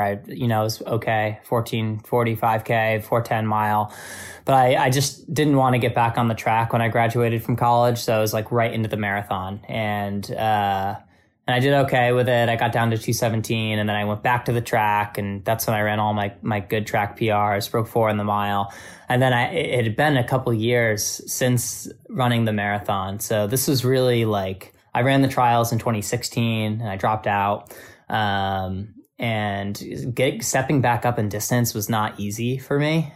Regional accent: Albany, New York, United States; moved away; my hometown running store in Albany, New York

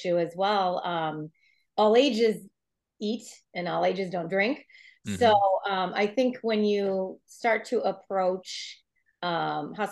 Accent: Green Bay, Wisconsin, United States; moved away as an adult; also born or lived in San Francisco; Bill and I are from Green Bay originally, but we'd been living in San Francisco a couple of years.

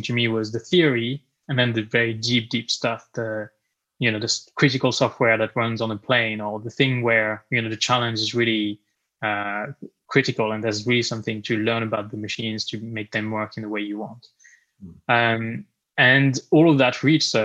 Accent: France; moved away as an adult; now in United Kingdom; I was born and raised in France, and actually moved to the UK 8 years ago

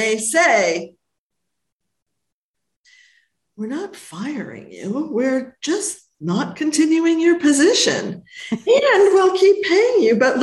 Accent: Los Angeles, California, United States; I'm from Hollywood

